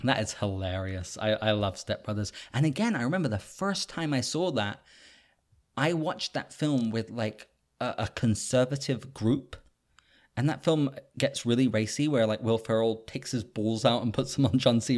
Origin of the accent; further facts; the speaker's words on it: United Kingdom; I'm a Brit